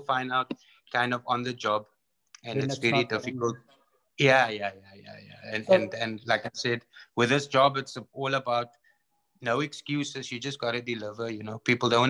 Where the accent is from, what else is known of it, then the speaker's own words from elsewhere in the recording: Cape Town, Western Cape, South Africa; moved away as an adult; also born or lived in Iraq / Congo; I went from Athlone hostile environment to Iraq hostile environment to Congo hostile environment